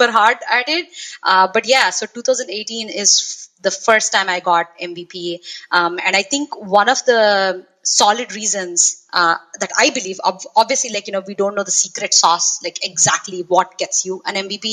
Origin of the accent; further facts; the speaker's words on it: South India, India; moved away as an adult; now in Los Angeles, United States; I am originally from India, from a small town in the southern part of India, actually. And currently, I'm living in Los Angeles, California